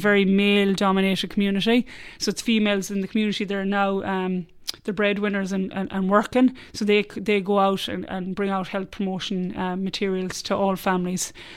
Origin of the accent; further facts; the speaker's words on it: Ireland; accent: Irish; moved away as an adult; now in Australia; a bad Irish accent